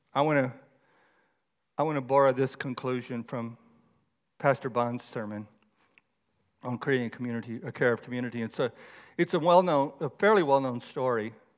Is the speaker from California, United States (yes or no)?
no; Texas, United States; moved away; I grew up in Texas